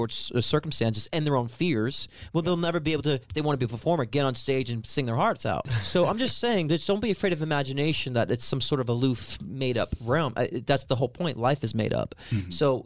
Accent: New York, United States; I'm a New Yorker. You can't take the New Yorker out of the New Yorker

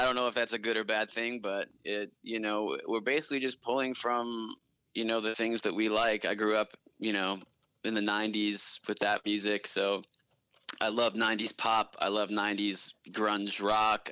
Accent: Boston, Massachusetts, United States; moved away as an adult; now in Los Angeles, United States; I'm originally from the East Coast, Boston area

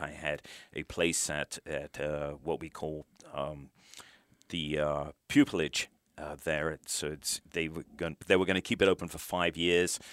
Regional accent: United Kingdom; moved away as an adult; now in United States; I brought up in the U K

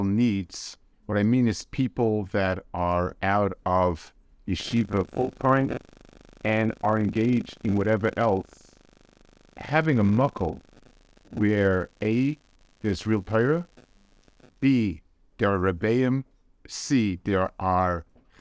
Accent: United States; as an American

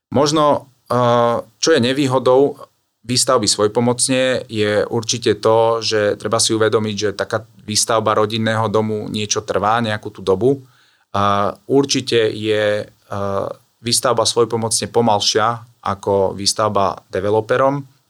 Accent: Trebišov, Košice Region, Slovakia; now in Bratislava, Slovakia; pochádzam z východného Slovenska od Trebišova, ale už dlhé roky, nejakých 16 rokov žijem eh, v Bratislave

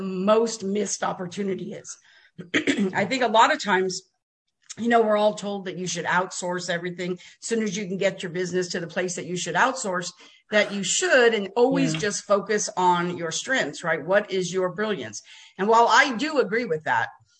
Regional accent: New Jersey, United States; now in Texas, United States; I was born in Jersey too. Did you know that? I'm a Jersey girl.

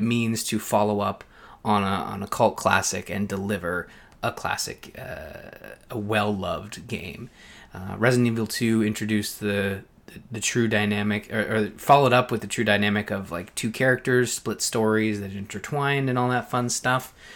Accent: Belleville, Ontario, Canada; up in Belleville, my hometown

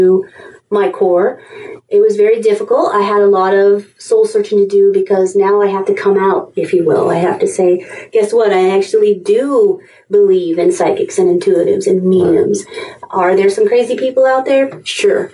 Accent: England, United Kingdom; now in United States; I grew up in England

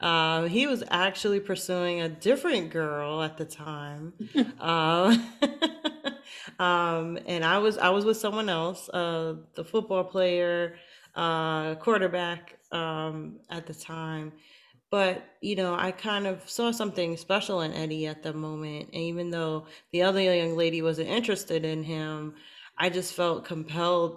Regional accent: New York City, New York, United States; We grew up in Brooklyn. We met each other in Brooklyn.

